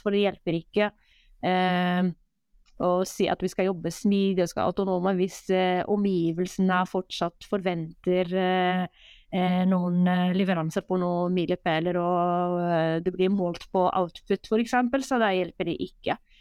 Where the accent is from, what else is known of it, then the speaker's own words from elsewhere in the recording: Morocco; now in Norway; Jeg er jo født og oppvokst i Marokko